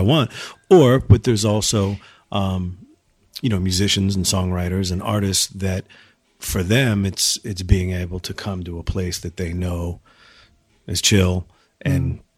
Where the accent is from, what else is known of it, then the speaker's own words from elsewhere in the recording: Exeter, New Hampshire, United States; also born or lived in Camp Hill, Pennsylvania / Minneapolis, Minnesota; my family moved here when I was like five. So, I mean, I spent the majority of my childhood